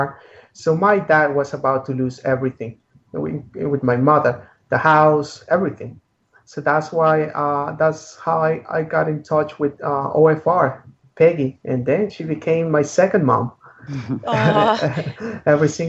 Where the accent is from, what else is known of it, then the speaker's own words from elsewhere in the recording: Maryland, United States; moved away as an adult; also born or lived in San Antonio, Texas; Maryland, I'm from Maryland. My entire family is from Maryland